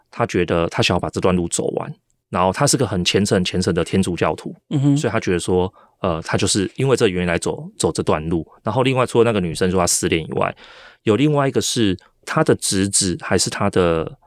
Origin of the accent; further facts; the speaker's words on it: Taiwan; 我是台湾人